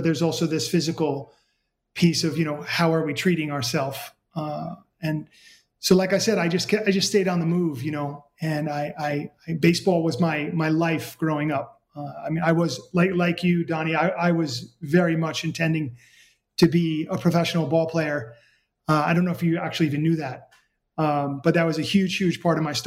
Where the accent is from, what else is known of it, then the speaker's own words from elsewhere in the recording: New York City, New York, United States; I grew up in New York City